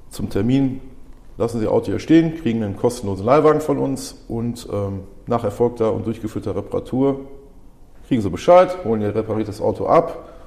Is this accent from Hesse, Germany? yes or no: no; Dorsten, North Rhine-Westphalia, Germany; born there; ich bin 43 Jahre alt, ähm, bin gebürtiger Dorstner